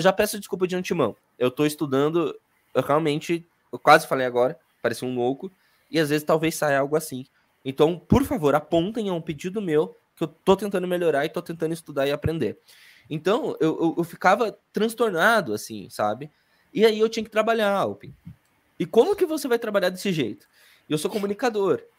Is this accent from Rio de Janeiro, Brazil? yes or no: no; Curitiba, Paraná, Brazil; accent: sotaque do Sul; also born or lived in Salvador, Bahia; nasci em Salvador, fui criada em Curitiba, por isso é sotaque do Sul